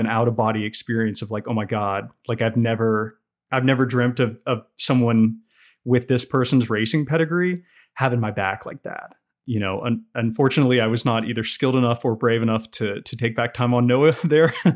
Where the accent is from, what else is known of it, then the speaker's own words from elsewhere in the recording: Roanoke, Virginia, United States; now in Banner Elk, United States; I am from Roanoke, Virginia